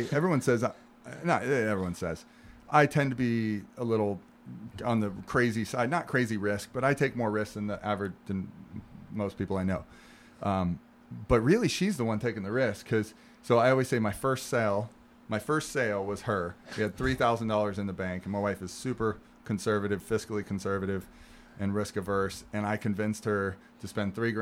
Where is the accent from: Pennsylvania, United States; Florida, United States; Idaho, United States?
Florida, United States; St. Petersburg; I'm born and raised in St. Pete. You know, I'm a local guy